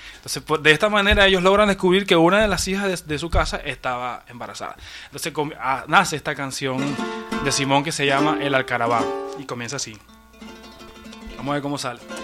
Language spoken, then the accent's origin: Spanish; Venezuela; moved away as an adult; now in Peru; mis últimos ocho años en Venezuela, este, mi modo de, de sustento y de vida